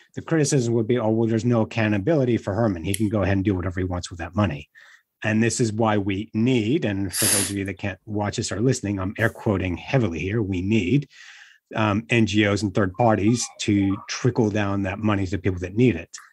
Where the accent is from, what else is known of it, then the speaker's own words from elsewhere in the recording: Australia; Gordon and I grew up in Australia